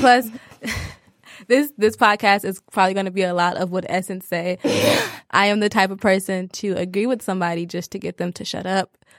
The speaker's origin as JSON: {"language": "English", "town": "Detroit", "region": "Michigan", "country": "United States", "said": "I'm from Detroit, Michigan"}